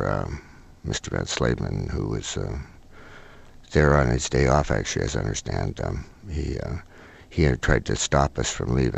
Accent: Oak Bay, British Columbia, Canada; I was brought up in Oak Bay, which is a sort of upper middle class neighborhood

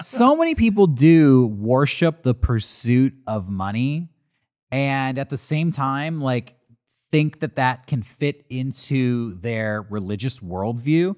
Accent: United States; I'm an American

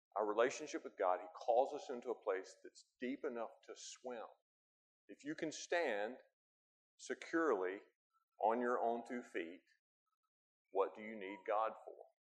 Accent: United States; I'm an American

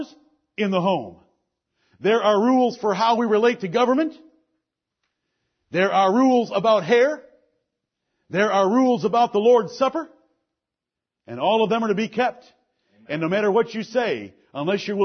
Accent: Detroit, Michigan, United States; I grew up in Detroit, Michigan

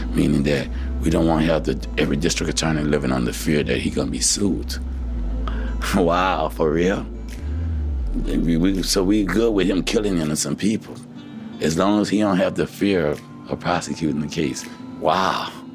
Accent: United States; as American people

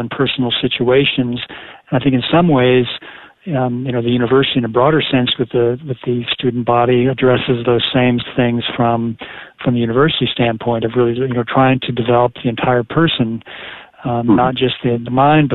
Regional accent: Colorado Springs, Colorado, United States; moved away as an adult; also born or lived in Dallas, Texas; I grew up in Colorado Springs, Colorado

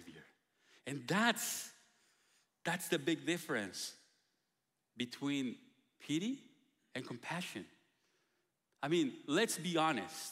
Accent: Guatemala; moved away; we're coming from Guatemala

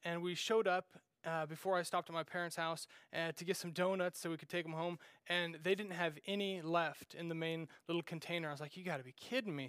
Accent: Randolph, Kansas, United States; moved away; growing up in Randolph, Kansas, uh, there was just a little gas station

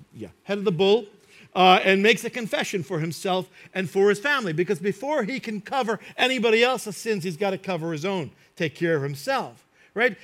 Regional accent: United States; I grew up in New York and New Jersey

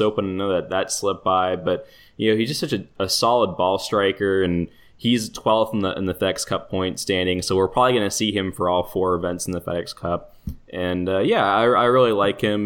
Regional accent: Toronto, Ontario, Canada; I'm from Toronto

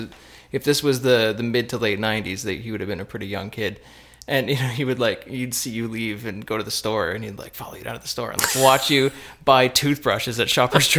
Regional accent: Cobourg, Ontario, Canada; now in Windsor, Canada; I grew up not in Windsor. I grew up in Cobourg, Ontario

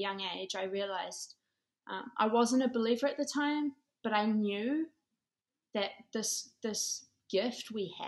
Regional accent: New Zealand; now in United States; I grew up in a small country town in New Zealand

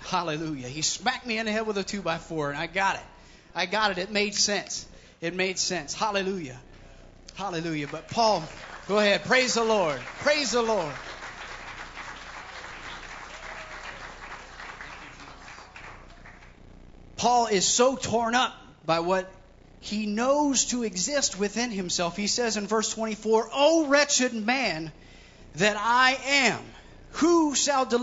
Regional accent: Columbus, Ohio, United States; I was born and raised in Columbus, Ohio.

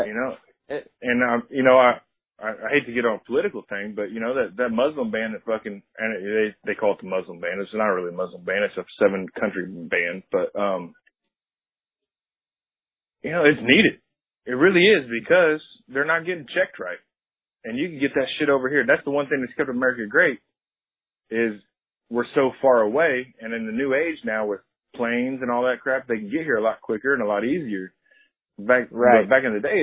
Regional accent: United States; We're Americans

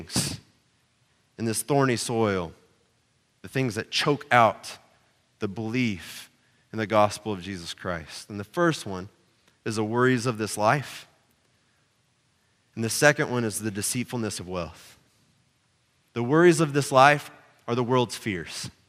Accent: Oklahoma, United States; I grew up in Oklahoma

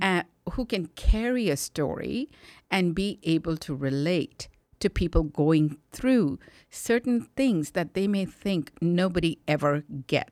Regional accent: India; born or raised there; now in United States

